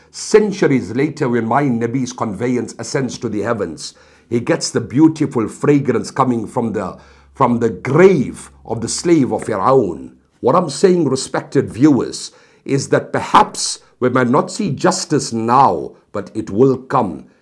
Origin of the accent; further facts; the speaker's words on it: South Africa; I come from South Africa